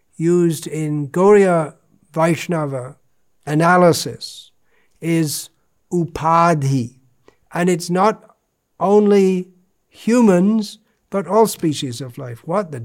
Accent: England, United Kingdom; I am an Englishman.

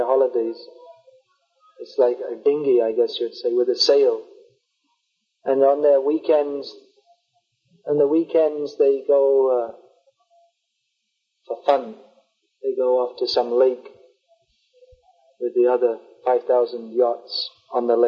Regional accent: London, United Kingdom; moved away; I'm from London.

